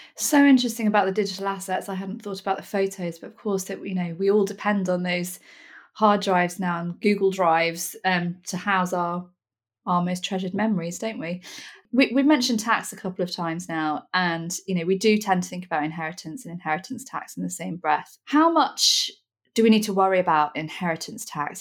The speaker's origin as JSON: {"language": "English", "town": "Nottingham", "region": "East Midlands", "country": "United Kingdom", "said": "I'm from Nottingham, which is a very blunt, slightly northern place"}